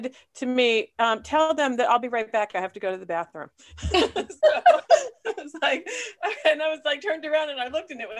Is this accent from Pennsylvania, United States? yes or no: yes; Punxsutawney, Pennsylvania, United States; I'm from Punxsutawney, Pennsylvania.